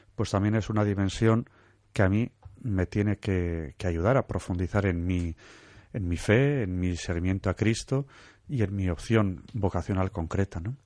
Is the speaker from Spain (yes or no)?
yes; Santurtzi, Basque Country, Spain; yo soy de Santurce, originario